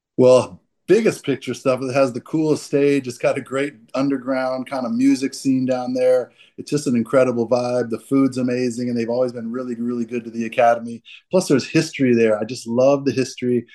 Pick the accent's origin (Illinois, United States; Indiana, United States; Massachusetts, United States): Massachusetts, United States; Boston; in Boston, I was born under a piano